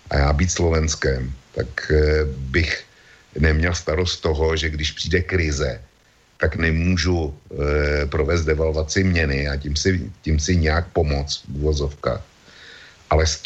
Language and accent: Czech; Czechia; U nás v Čechách je silná, e, silná obec těch, kteří, když slyší euro, tak e, se k tomu mají jako čert ke svěcené vodě.